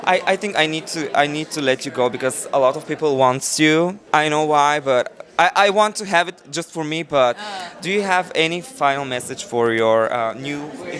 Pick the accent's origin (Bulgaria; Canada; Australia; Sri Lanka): Bulgaria; I come from Bulgaria.